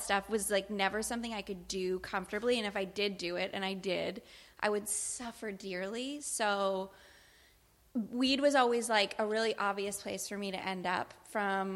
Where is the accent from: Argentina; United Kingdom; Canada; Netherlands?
Canada; I am Canadian